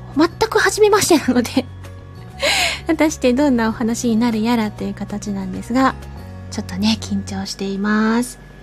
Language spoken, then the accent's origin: Japanese; rural Fukuoka, Japan; 博多弁ともちょっと私の地元だと違うんですよね